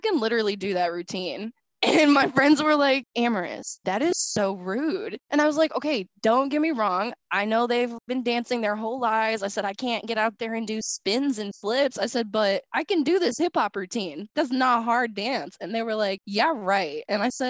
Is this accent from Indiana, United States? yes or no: yes; Indianapolis, Indiana, United States; I'm from Indianapolis